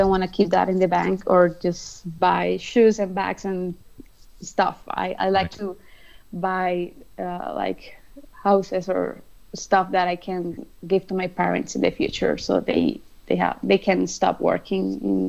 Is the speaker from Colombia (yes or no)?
yes; Colombia